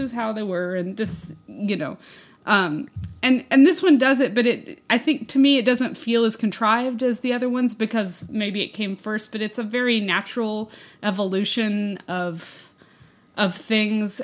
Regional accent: West Texas, United States; now in Austin, United States; I grew up in a small town, which I think I've mentioned before, but, um, it was a small West Texas town

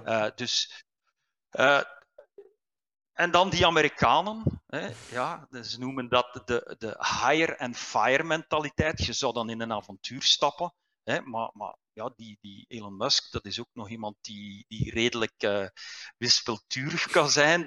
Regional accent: Liedekerke, Flanders, Belgium; moved away as an adult; also born or lived in Aalst / Ghent; Ik ben eigenlijk ik ben van, eh, van Brabant. Ik ben ah. eh, geboren in Aalst, maar, maar mijn thuis stond in Liedekerke

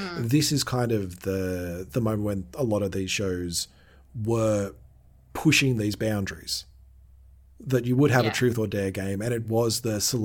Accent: Australia; we're from Australia

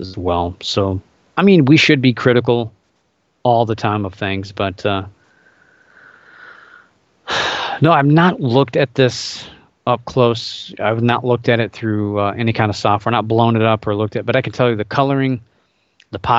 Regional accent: Indiana, United States; I grew up in Indiana, so I was born in Indiana

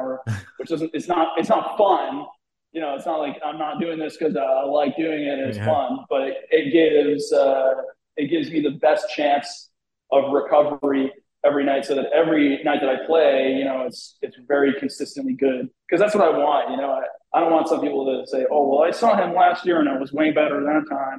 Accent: New England, United States; I'm from New England

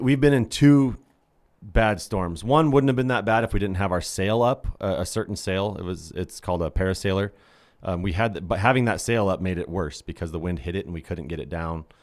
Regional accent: Idaho, United States; We're from Idaho. There's only lakes here.

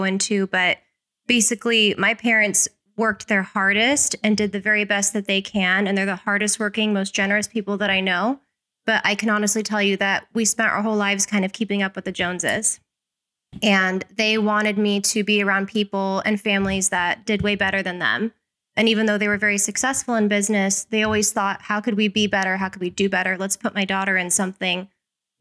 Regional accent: Las Vegas, Nevada, United States; I was born and raised here in Las Vegas

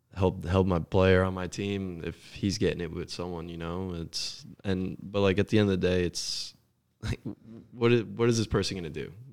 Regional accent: Scotch Plains, New Jersey, United States; moved away as an adult; now in Chattanooga, United States; growing up in Jersey

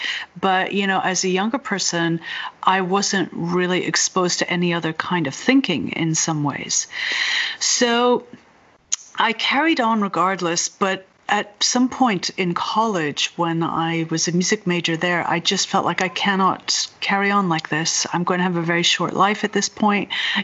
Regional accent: Ireland; now in Berkeley, United States; I'm originally from Ireland, but I grew up all over the world, and now I live in Berkeley, California.

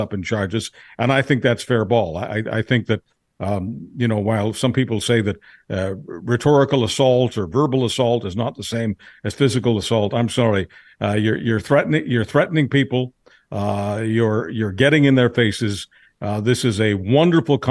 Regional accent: Montreal, Quebec, Canada; moved away; also born or lived in Toronto / Western Canada; I was raised in Montreal

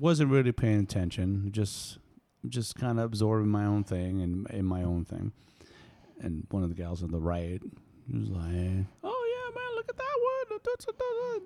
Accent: East Coast, United States; moved away; I'm originally from East Coast, and I've been here for a little while.

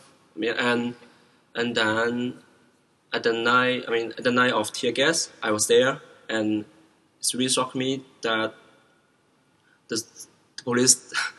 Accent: Hong Kong; English is a second language; also born or lived in China; I'm born in mainland, mm-hmm. and I came to Hong Kong when I was 9 or 10, I forgot it. I'm growing up in Hong Kong and study here.

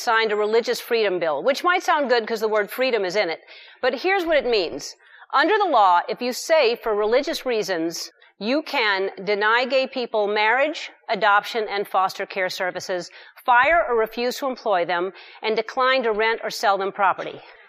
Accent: Louisiana, United States; I grew up in the South, right next door in Louisiana.

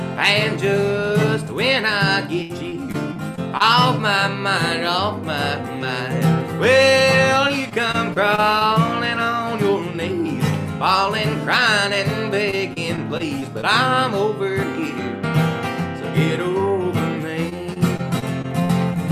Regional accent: Kentucky, United States; I'm from Kentucky

